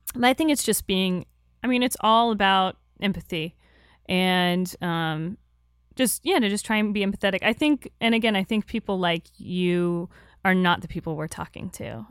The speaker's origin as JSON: {"language": "English", "region": "Florida", "country": "United States", "said": "I'm from Florida"}